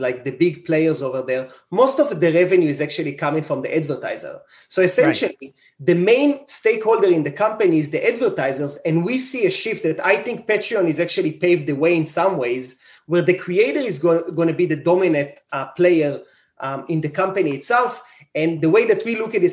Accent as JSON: {"language": "English", "country": "Israel", "tie": "born or raised there", "moved": "as an adult", "said": "I grew up in Israel"}